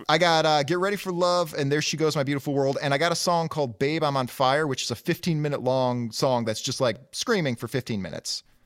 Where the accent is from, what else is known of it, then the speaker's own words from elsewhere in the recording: Detroit, Michigan, United States; I grew up in Detroit proper, in inner city Detroit